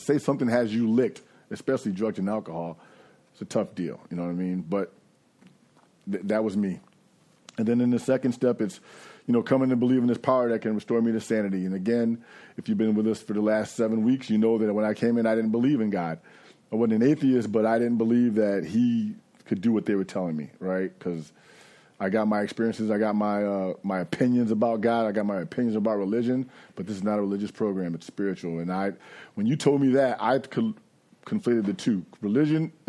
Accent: New York, United States; moved away; I'm from New York

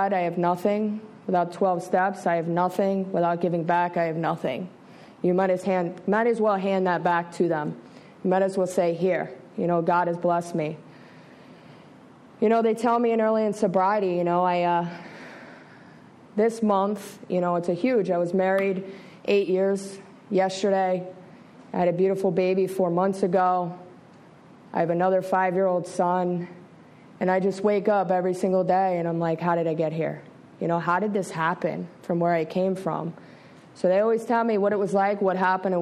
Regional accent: Broward County, Florida, United States; I was born and raised here in Broward County, Florida.

